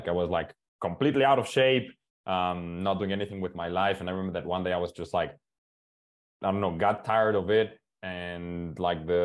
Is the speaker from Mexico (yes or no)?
yes; Mexico; English is a second language; I'm from Mexico